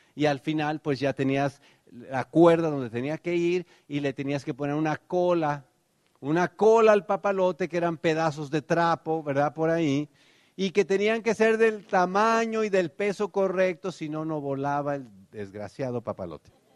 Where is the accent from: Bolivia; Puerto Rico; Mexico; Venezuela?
Mexico; Tenancingo; now in United States; cuando yo era niño, pues ustedes saben, allá en Tenancingo, en realidad Tenancingo era la ciudad, la ranchería de verdad donde vivía se llamaba Tepetzingo